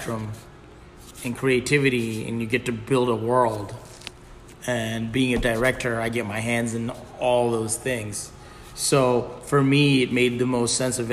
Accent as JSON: {"language": "English", "town": "Virginia Beach", "region": "Virginia", "country": "United States", "tie": "born or raised there", "also_born_or_lived": "Bangladesh"}